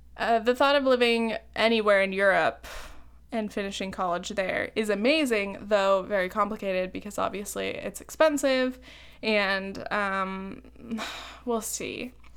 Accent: Laguna Beach, California, United States; moved away; also born or lived in New York

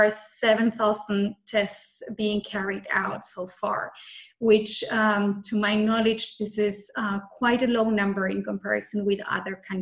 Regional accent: Argentina; moved away as an adult; also born or lived in Austria; now in Vienna, Austria; I'm born and raised in Argentina

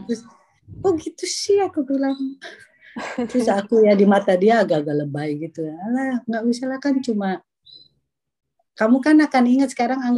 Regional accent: Indonesia; now in Netherlands; Aku yang baru datang dari Indonesia kan kejut-kejut tahun 95 ya.

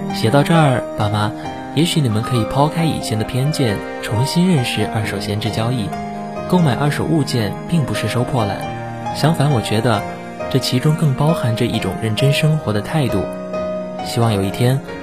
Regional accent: Xiamen, Fujian, China; moved away as an adult; now in Nanjing, China; 来自福建厦门

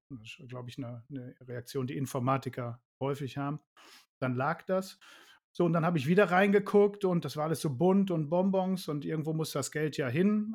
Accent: Ruhr area, North Rhine-Westphalia, Germany; moved away as an adult; wir kommen aus dem Ruhrgebiet. Ja, das merkt man zumindest auch an meiner Schnauze

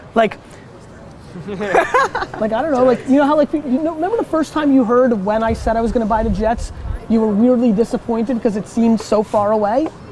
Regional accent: Barcelona, Catalonia, Spain; I'm from Barcelona

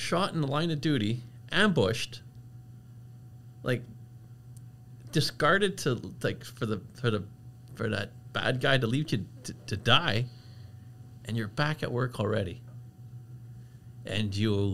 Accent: LaSalle, Quebec, Canada; I'm from the Belle Province de Quebec.

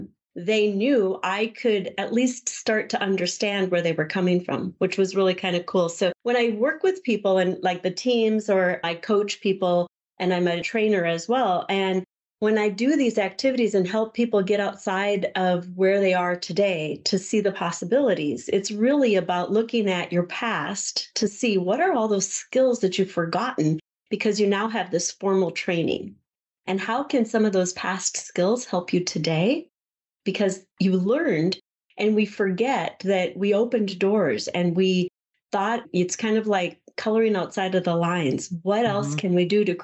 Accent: Southwest Minnesota, United States; also born or lived in California; I grew up in a small farming community in Southwest Minnesota. I was born in California, and my dad brought us here for his job

